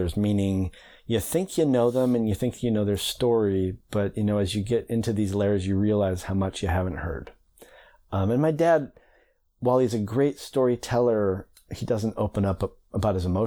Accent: Bainbridge Island, Washington, United States; I grew up on Bainbridge Island mostly in Puget Sound

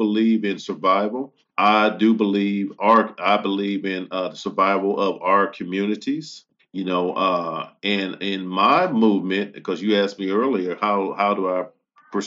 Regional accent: United States; I'm American first because I was born in this country

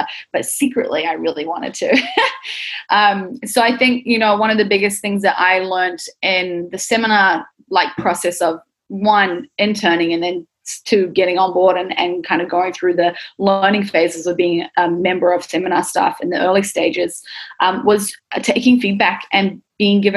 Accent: Auckland, New Zealand; moved away; I grew up in New Zealand. I grew up in Auckland, central Auckland, with my family.

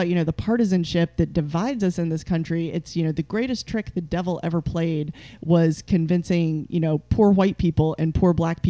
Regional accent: Appalachia, United States; moved away; I'm from Appalachia. Mm-hmm. I'm from the mountains.

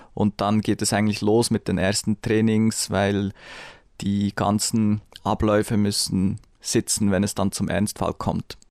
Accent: Bern, Switzerland; ich bin in Bern aufgewachsen

